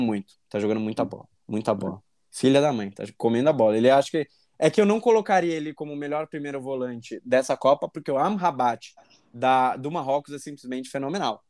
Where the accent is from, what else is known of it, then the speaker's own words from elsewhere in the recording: Brazil; a gente, como bom brasileiro